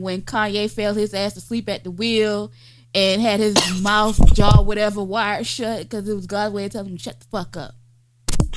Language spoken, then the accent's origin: English; Georgia, United States; I'm from Georgia. And I'm used to heat.